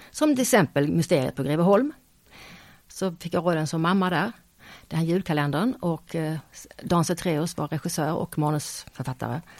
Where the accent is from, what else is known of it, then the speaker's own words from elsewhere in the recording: Skåne, Sweden; accent: Scanian; nej men jag, jag kan ju inte prata stockholmska, jag pratar ju skånska.